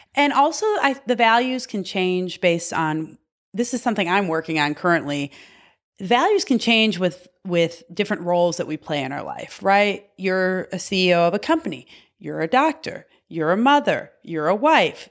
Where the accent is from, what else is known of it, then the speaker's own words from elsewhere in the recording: Michigan, United States; I'm from Michigan